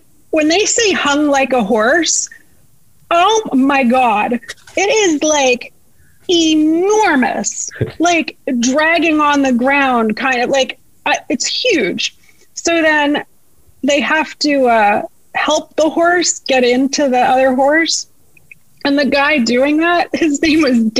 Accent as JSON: {"language": "English", "country": "Canada", "moved": "yes", "said": "I'm Canadian"}